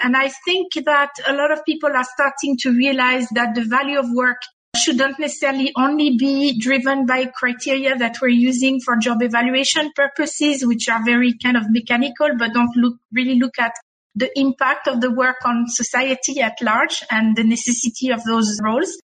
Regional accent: France; accent: French; English is a second language; now in Dubai, United Arab Emirates; my French accent

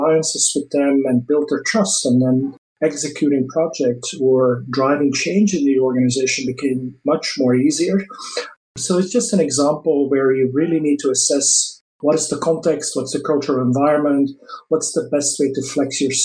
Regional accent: Belgium; first language Dutch; English is a second language; moved away as an adult; also born or lived in Paris, France; now in United States; I'm not originally from the US. I moved from Belgium to the US in end of 2003.

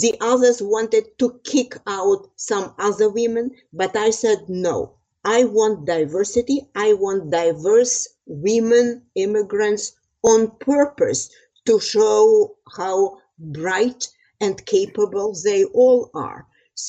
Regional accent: Transcarpathia, Western Ukraine, Zakarpattia Oblast, Ukraine; moved away as an adult; now in United States; I am originally from Western Ukraine, called Transcarpathia. It borders Slovakia and Hungary.

